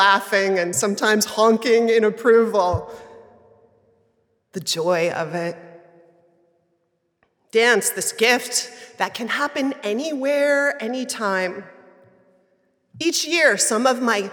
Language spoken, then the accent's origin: English; New York City, New York, United States; I grew up in Manhattan